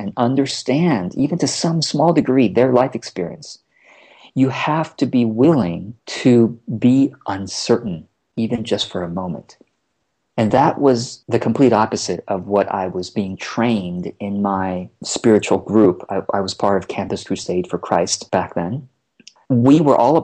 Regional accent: Orange County, California, United States; also born or lived in Taiwan; we immigrated from Taiwan to Orange County, California, so Southern California. So that was my first exposure to America

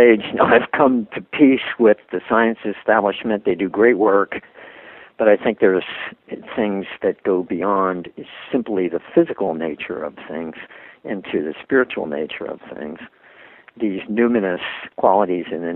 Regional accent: Philadelphia, Pennsylvania, United States; I was brought up a Catholic in Philadelphia

